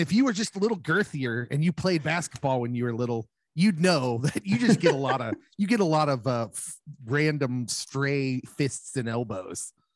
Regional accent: Lawrence, Kansas, United States; I grew up in Lawrence, of course, and went to, went to school there

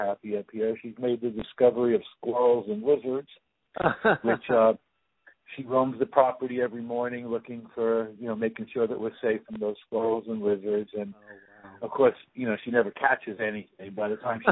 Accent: New York, United States; also born or lived in Los Angeles; now in Santa Barbara, United States; I'm a New Yorker at heart

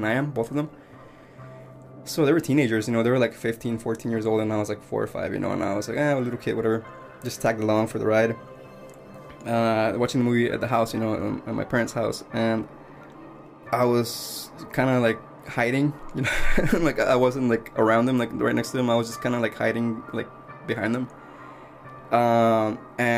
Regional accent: Mexico; now in United States; I grew up in Mexico

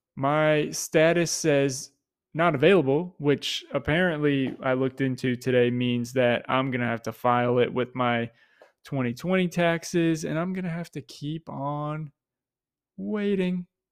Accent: Tampa, Florida, United States; something I was immersed in growing up in Tampa

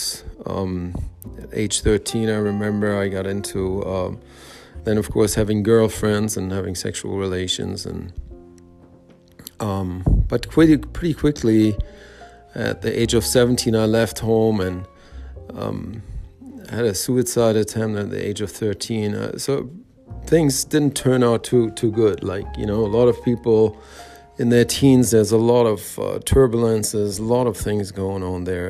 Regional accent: Germany; I was born and raised in Germany, West Germany at the time

